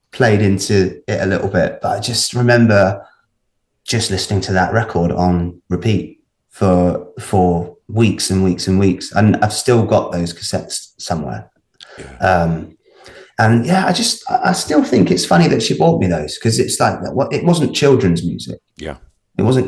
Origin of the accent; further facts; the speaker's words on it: Baldock, East of England, United Kingdom; also born or lived in Hitchin; I grew up in a little town called Baldock, which is just about 30 miles north of London. So it's in Hertfordshire.